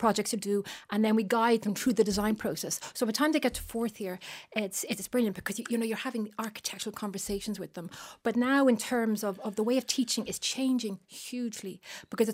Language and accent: English; Bray, Leinster, Ireland; I was brought up in Bray, County Wicklow